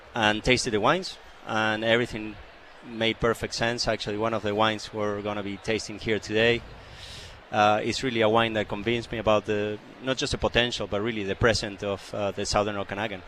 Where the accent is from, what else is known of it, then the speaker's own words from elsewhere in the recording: Argentina; also born or lived in Chile; now in Canada; I'm from Argentina originally